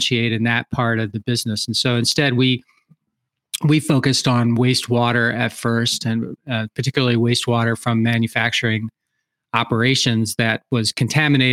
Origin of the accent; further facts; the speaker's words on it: outside of Philadelphia, Pennsylvania, United States; moved away as an adult; now in Wisconsin, United States; I was born outside of Philadelphia, Pennsylvania, and lived there pretty much in the same, you know, 1 mile area for, you know, till I got out of college